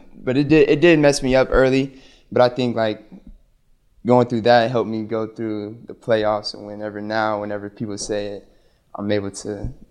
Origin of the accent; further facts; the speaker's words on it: Lubbock, Texas, United States; I was born in Lubbock, so my dad played there, and so I'm going home.